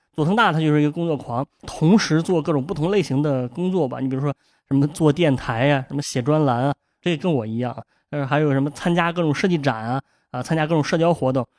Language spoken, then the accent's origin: Chinese; China; 咱们这个中国人